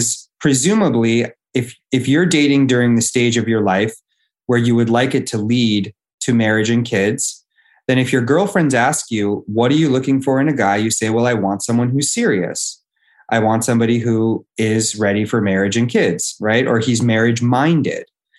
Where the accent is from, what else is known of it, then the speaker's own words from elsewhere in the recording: Los Angeles, California, United States; Born and raised in Los Angeles